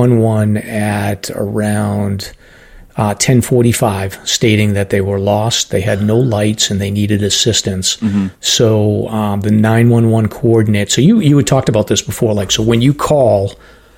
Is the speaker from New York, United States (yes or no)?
no; Massachusetts, United States; Massachusetts, so my home state.